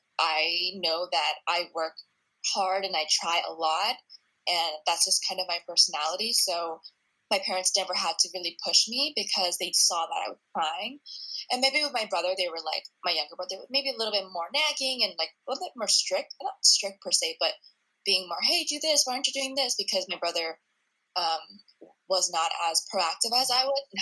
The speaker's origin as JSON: {"language": "English", "country": "United States", "tie": "born or raised there", "said": "I was the first one to be born here citizen"}